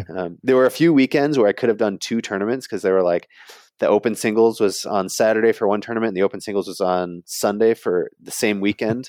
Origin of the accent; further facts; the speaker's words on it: South Bend, Indiana, United States; I grew up in South Bend, Indiana